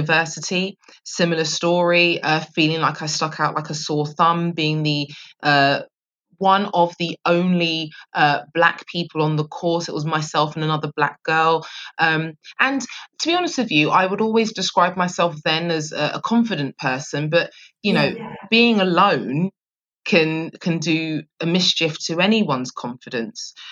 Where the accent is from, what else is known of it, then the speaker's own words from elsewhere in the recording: London, United Kingdom; I grew up in Southeast London, very proud of that too.